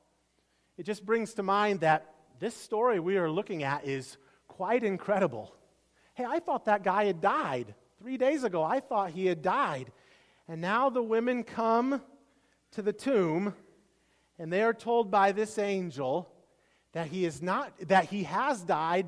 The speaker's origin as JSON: {"language": "English", "region": "Iowa", "country": "United States", "tie": "born or raised there", "moved": "yes", "said": "I grew up in Iowa"}